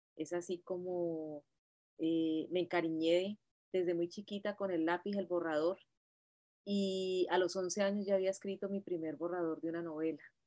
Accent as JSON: {"language": "Spanish", "town": "Cali", "region": "Valle del Cauca", "country": "Colombia", "moved": "as an adult", "lives_now": "United States", "said": "yo me gradué de maestra en Colombia, yo soy normalista eh, de Cali, y, y, llegué acá hace ya veintitantos años"}